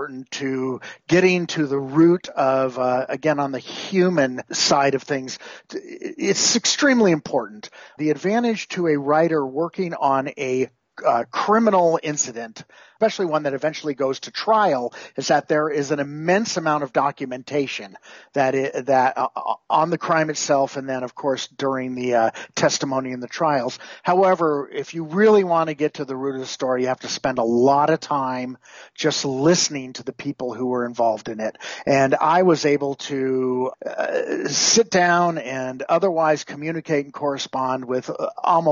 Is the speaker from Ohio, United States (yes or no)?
no; Whittier, California, United States; I grew up in Whittier, California